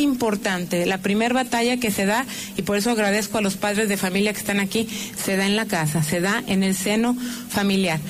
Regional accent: Mexico; nosotros como mexicanos

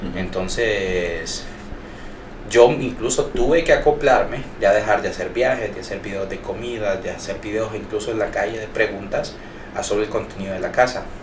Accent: Honduras; como decimos hondureños

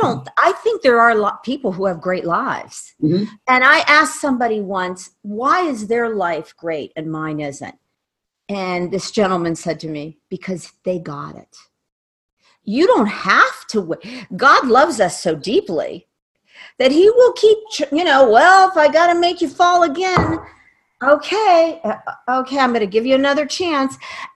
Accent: Ohio, United States; born there; I know why I was born in Ohio.

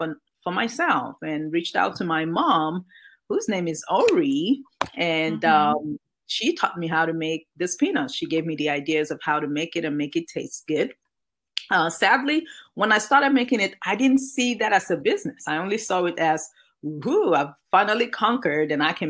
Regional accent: Nigeria; moved away as an adult; now in United States; Growing up in Nigeria

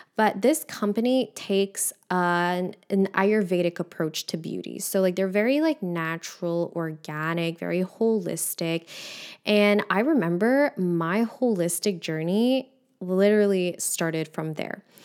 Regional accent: Montreal, Quebec, Canada; I'm from Montreal. So, in Quebec, our school system is a little bit different

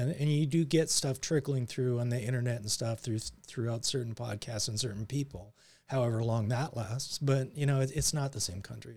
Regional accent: Surrey, British Columbia, Canada; born or raised there; also born or lived in New Westminster, Canada; now in United States

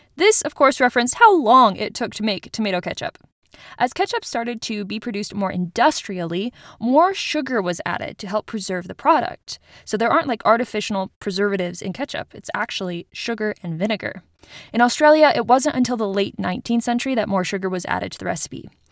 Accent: Utah, United States; my home state of Utah

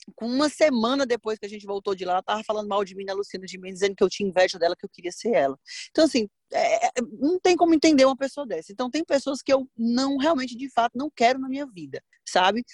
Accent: Northeast Region, Brazil; Acho que é coisa de nordestino, né? A gente é meio desbocado, fala o que pensa, é, é animado

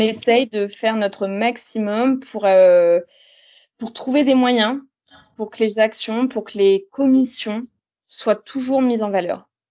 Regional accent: Reims, Grand Est, France; moved away; also born or lived in Longwy; je viens de Reims, même si actuellement je travaille sur Longwy

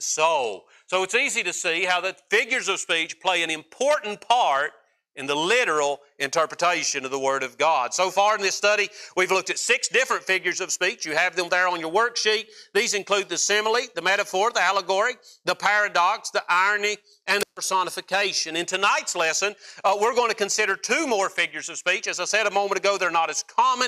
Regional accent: West Virginia, United States; my home state of West Virginia

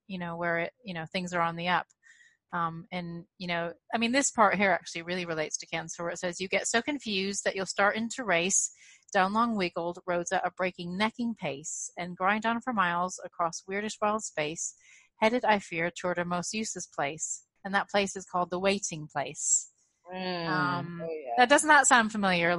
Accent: United States; now in United Kingdom; I'm really failing as an American parent.

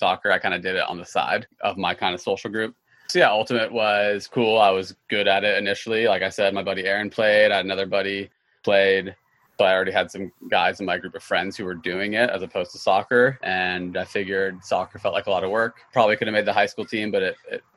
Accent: Eugene, Oregon, United States; I was born in Southern Oregon, but I grew up in Eugene.

